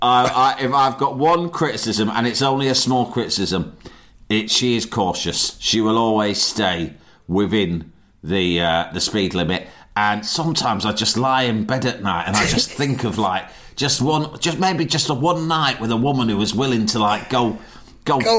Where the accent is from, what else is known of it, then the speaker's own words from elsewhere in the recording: London, United Kingdom; I'm from London